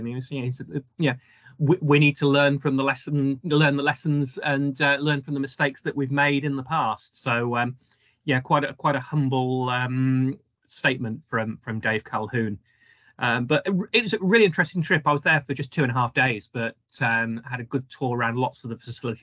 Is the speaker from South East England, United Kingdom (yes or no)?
no; Staffordshire, West Midlands, United Kingdom; I grew up in Staffordshire